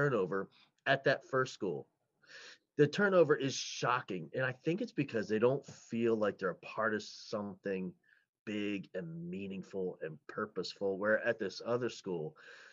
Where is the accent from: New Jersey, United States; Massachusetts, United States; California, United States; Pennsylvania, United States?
New Jersey, United States; I grew up in New Jersey